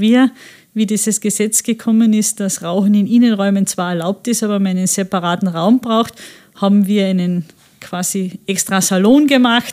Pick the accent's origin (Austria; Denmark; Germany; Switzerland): Austria; Friesach, Carinthia; also born or lived in Klagenfurt; Ich bin in Klagenfurt geboren, aber von klein auf immer in Friesach